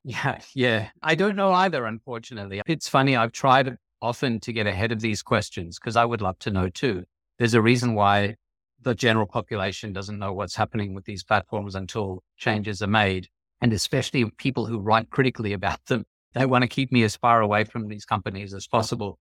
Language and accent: English; Australia; also born or lived in New York City, United States; now in Connecticut, United States; I grew up in Australia